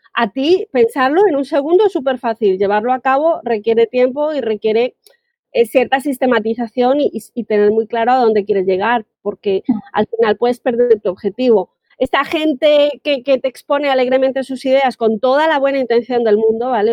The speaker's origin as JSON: {"language": "Spanish", "country": "Colombia", "moved": "yes", "lives_now": "Spain", "said": "yo soy colombiana, vivo en España"}